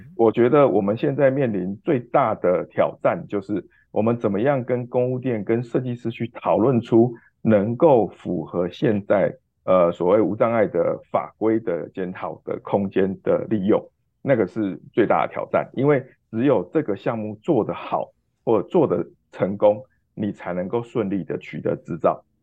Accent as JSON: {"language": "Chinese", "country": "Taiwan", "also_born_or_lived": "Kinmen", "moved": "as an adult", "lives_now": "Kyoto, Japan", "said": "我们台湾人投资日本跟投资台湾"}